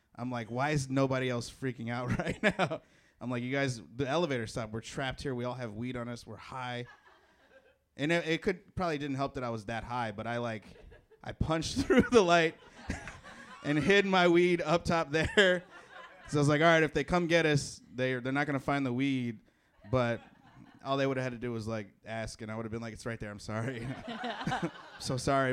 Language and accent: English; Chicago, Illinois, United States; moved away; I'm from Chicago.